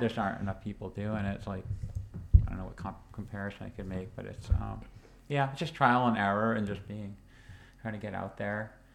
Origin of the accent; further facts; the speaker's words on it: Maine, United States; moved away; also born or lived in New Hampshire; I grew up in Maine